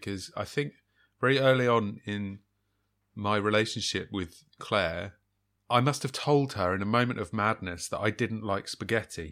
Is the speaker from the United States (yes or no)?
no; England, United Kingdom; as an Englishman